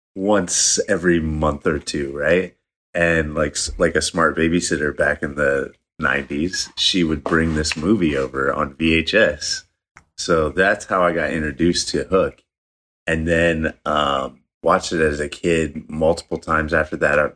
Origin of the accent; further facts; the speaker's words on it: Michigan, United States; I grew up in Michigan, but, um, my dad side of the family is from West Virginia